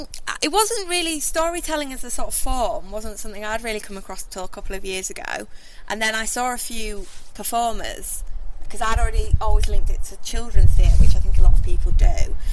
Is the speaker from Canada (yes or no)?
no; Hull, Yorkshire and the Humber, United Kingdom; Me and … haven't been making work in Hull that long, although we're both from Hull, so it's allowed us to meet loads of people